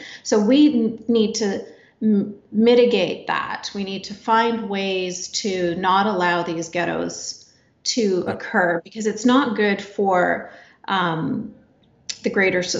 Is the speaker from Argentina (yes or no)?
no; Canada; even though I was born and raised in Canada